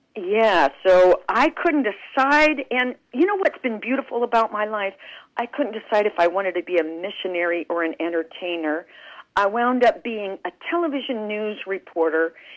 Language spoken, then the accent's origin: English; Clovis, New Mexico, United States; moved away; I grew up in Clovis, New Mexico